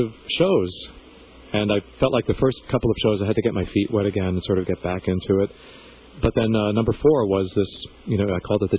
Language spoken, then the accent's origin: English; Massapequa Park, New York, United States; also born or lived in Cuba; I grew up here on Long Island in Massapequa Park